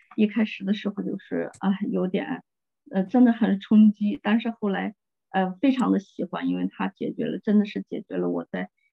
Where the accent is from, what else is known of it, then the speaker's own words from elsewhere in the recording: Russia; Chinese is a second language; moved away as an adult; now in China; 在中国二十年了。呃，俄罗斯本身就是比较一个，受信仰的一个国家，所以呢，我信主从小都受了家，家庭影响